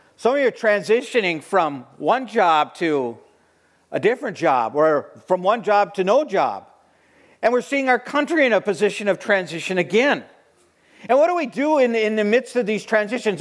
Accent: Watertown, Wisconsin, United States; moved away as an adult; also born or lived in Hong Kong / Montana / Minnesota; now in Sheboygan, United States; returning home to the land of, of, my, of my ancestors, which was Wisconsin. I hadn't been home in 40 years. I hadn't lived in Wisconsin for 40 years.

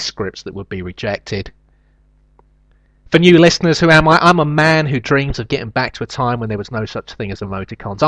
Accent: London, United Kingdom; I grew up in London

